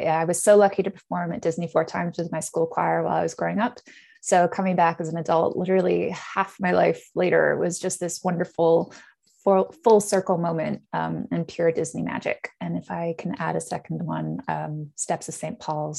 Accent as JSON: {"language": "English", "country": "Netherlands", "tie": "born or raised there", "also_born_or_lived": "Canada", "lives_now": "United Kingdom", "said": "So originally I'm from Canada, but I'm also British. I grew up in the Netherlands, going to a Dutch school and then the American School of The Hague before coming over to the UK for university"}